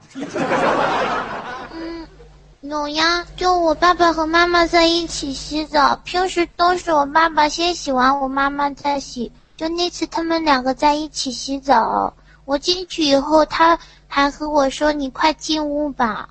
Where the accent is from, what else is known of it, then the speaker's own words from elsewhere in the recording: Yantai, Shandong, China; 我是山东烟台的